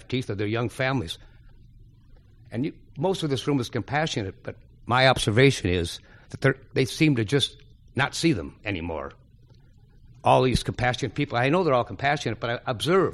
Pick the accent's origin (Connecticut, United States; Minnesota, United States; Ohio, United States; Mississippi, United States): Minnesota, United States; St. Paul; moved away as an adult; now in Ireland; I live in Ireland, and I've been living there for 35 years. However, I'm from St. Paul